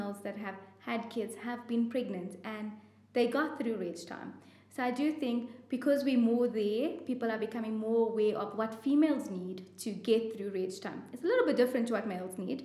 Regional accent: South Africa; as South African trauma surgeons

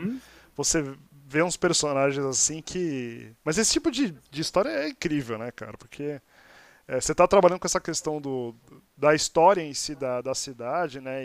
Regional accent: Santos, São Paulo, Brazil; moved away as an adult; now in São Paulo, Brazil; eu sou de Santos, mas moro em São Paulo já há 20 anos

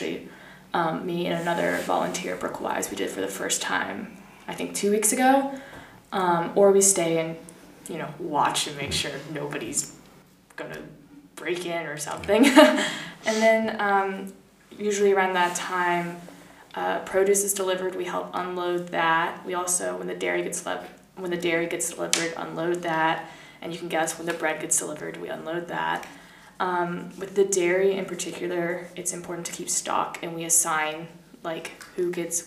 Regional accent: United States; moved away as an adult; now in Perugia, Italy; an American student here

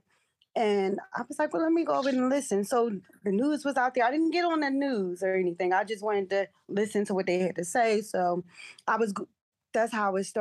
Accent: Philadelphia, Pennsylvania, United States; North Philly, again, I was raised there

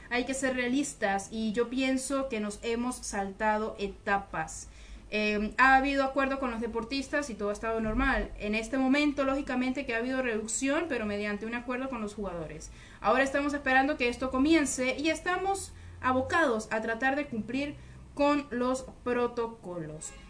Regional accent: San Cristóbal, Táchira, Venezuela; moved away; está viendo eh, esta transmisión desde San Cristóbal en Venezuela, mi ciudad natal.

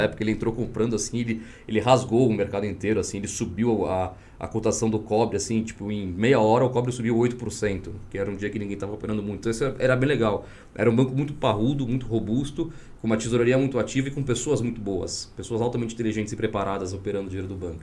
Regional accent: São Paulo, Brazil; moved away as an adult; also born or lived in Vitória, Espírito Santo; eu sou nascido no Espírito Santo, Vitória. E aí, logo com um ano de idade, eu me mudei para São Paulo, através dos meus pais, né? Meu pai veio trabalhar em São Paulo. E fiquei em São Paulo até os 35 anos

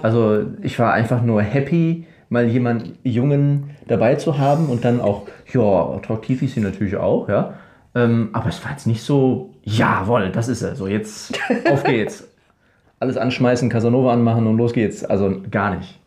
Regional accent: Ruhr area, North Rhine-Westphalia, Germany; moved away as an adult; now in Paraguay; ich aus dem Ruhrgebiet

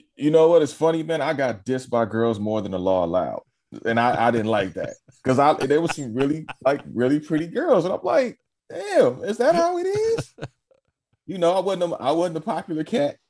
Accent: Los Angeles, California, United States; also born or lived in Carson / Inglewood / Long Beach; I'm born and raised in L

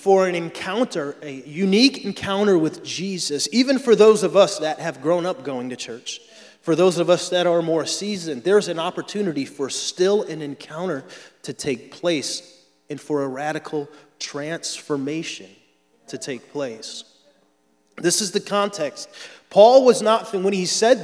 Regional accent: Florida, United States; I'm from Florida

